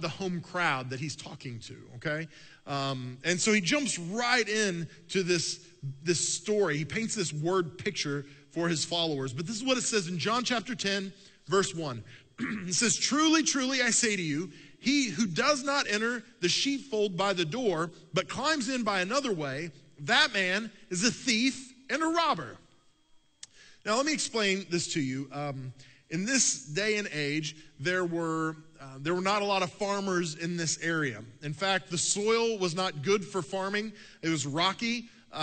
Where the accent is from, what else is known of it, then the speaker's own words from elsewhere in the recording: United States; also born or lived in Oklahoma / Texas; I grew up in Oklahoma and Texas